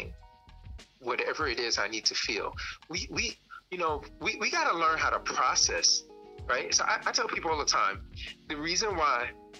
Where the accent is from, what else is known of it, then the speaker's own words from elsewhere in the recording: New York City, New York, United States; I grew up in Brownsville, Brooklyn in the crack 80s.